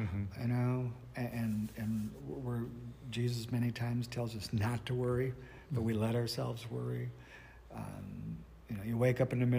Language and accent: English; North Dakota, United States; I'm from North Dakota